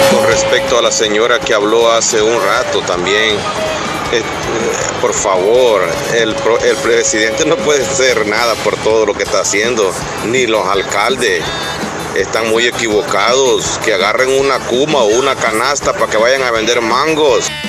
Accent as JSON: {"language": "Spanish", "country": "El Salvador", "said": "Somos salvadoreños todos"}